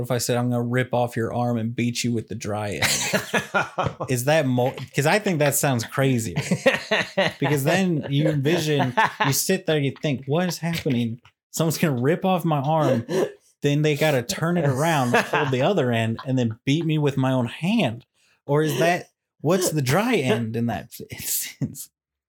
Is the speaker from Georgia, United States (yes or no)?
no; Kansas City, Missouri, United States; I'm from Kansas City.